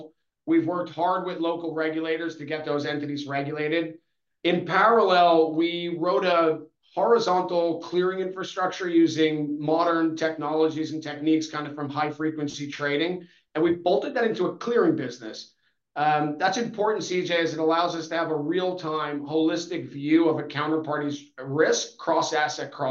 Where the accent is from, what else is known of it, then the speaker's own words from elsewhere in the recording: New York, United States; moved away as an adult; now in London, United Kingdom; I'm originally from New York, where I started my career down in Wall Street before moving for work to London in 2009